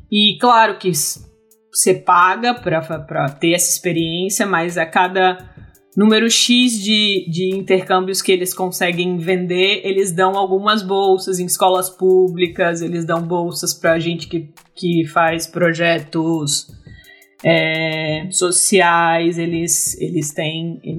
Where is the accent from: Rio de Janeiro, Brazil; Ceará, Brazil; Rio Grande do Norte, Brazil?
Rio Grande do Norte, Brazil; Fernando Pedroza; moved away as an adult; also born or lived in Natal, Brazil; now in London, United Kingdom; eu sou, eu sou do Rio Grande do Norte também. Sou de uma cidadezinha no interior chamada Fernando Pedrosa, pequenininha, de 3 mil e poucos habitantes.